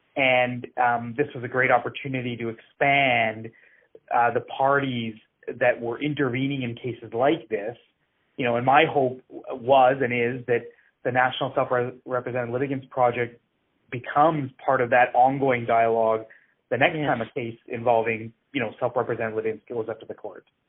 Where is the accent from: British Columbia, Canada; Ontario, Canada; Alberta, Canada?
Alberta, Canada; Edmonton; I grew up in Edmonton